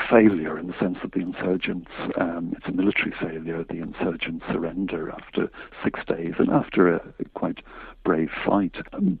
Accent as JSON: {"language": "English", "area": "Tipperary", "region": "Munster", "country": "Ireland", "said": "indeed in my own county in Tipperary"}